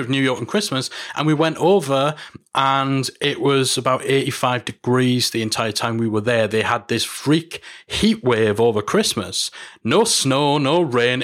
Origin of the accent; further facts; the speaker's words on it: United Kingdom; here in my home country, in London.